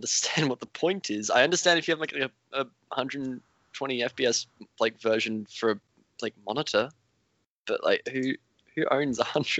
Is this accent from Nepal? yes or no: no; Australia; also born or lived in West London; now in London, United Kingdom; me living in the UK doesn't stop me from being Australian.